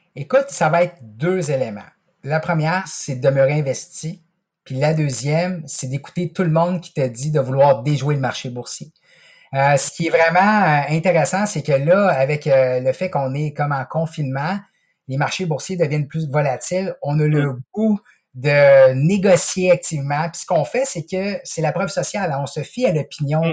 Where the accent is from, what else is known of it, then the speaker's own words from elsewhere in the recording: Quebec City, Quebec, Canada; moi, je suis originaire de Québec